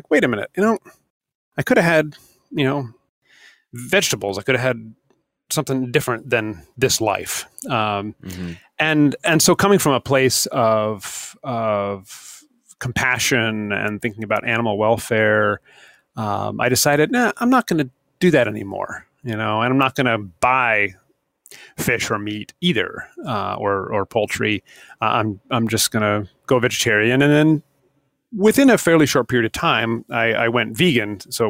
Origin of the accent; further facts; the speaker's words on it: New Hampshire, United States; also born or lived in Vermont; I grew up not hunting. I grew up fishing in New Hampshire and some in Vermont.